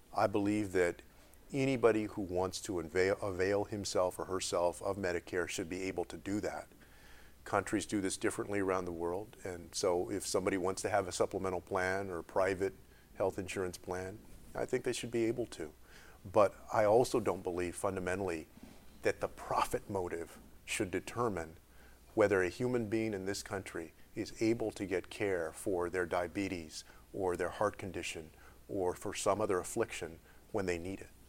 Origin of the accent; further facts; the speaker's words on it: Texas, United States; Texas is a good example, my home state